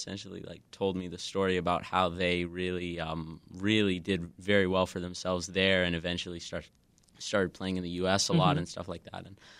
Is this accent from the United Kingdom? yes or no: no; Kamloops, British Columbia, Canada; now in Chicago, United States; So I'm from Western Canada. I'm about like 4 hours north of Vancouver in a city called Kamloops.